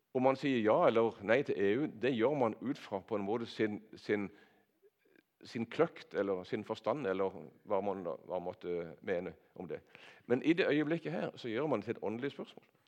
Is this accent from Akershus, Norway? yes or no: no; Nordland, ten km west of Kristiansand, Agder, Norway; jeg har vokst opp på bedehuset på Nordland, ei mil vest for her